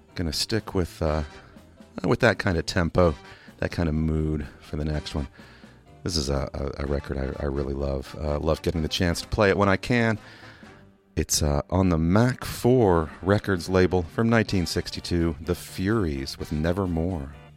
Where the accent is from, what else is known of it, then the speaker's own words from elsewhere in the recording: England, United Kingdom; also born or lived in Kentucky, United States; now in Louisville, United States; I'm also from Kentucky. I also learned to speak here in Kentucky, um, but I did grow up uh, from about eight years old on in England